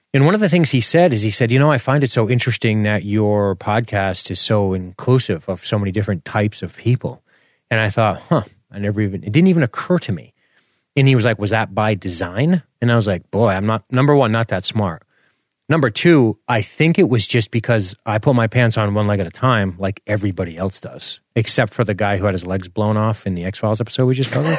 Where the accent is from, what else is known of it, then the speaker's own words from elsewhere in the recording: Florida, United States; I grew up in Florida with a single mother who was in law enforcement